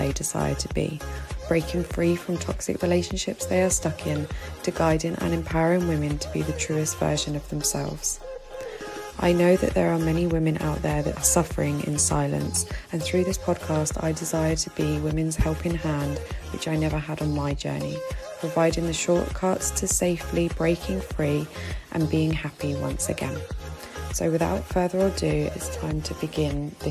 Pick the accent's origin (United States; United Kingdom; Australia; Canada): United Kingdom; moved away as an adult; now in Egypt; my journey as a British woman living here in Egypt